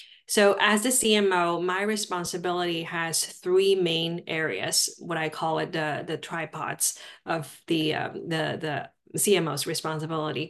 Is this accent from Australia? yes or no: no; Shanghai, China; English is a second language; moved away as an adult; also born or lived in Durham, North Carolina; now in United States; I grew up in Shanghai, China.